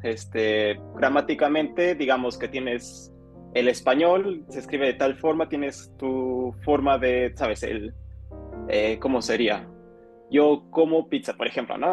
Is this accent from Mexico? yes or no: yes; Mexico; moved away as an adult; now in Japan; yo soy un mexicano viviendo aquí en Japón